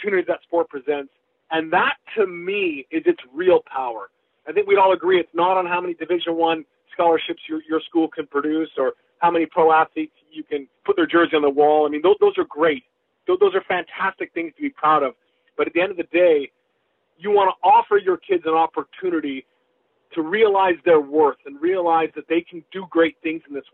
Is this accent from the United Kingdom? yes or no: no; British Columbia, Canada; my hometown team, the BC Lions